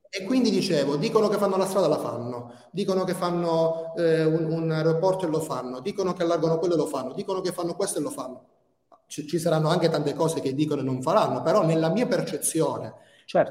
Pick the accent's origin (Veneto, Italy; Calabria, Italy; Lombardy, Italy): Calabria, Italy; moved away as an adult; now in Tirana, Albania; Io sono calabrese